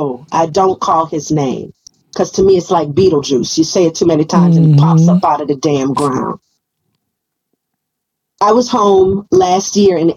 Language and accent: English; New Orleans, Louisiana, United States; moved away; I'm from New Orleans.